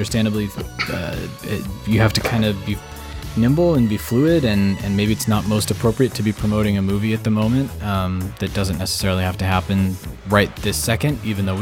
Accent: United States; as an American, it's been, after 4 years of apologizing for being an American

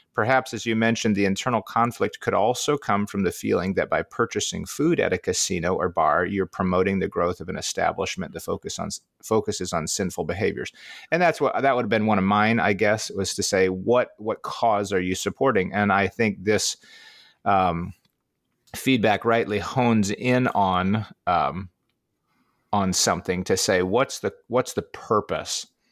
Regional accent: Midwest, United States; as a Midwesterner

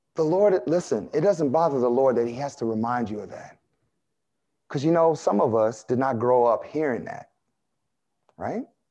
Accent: United States; I like being American

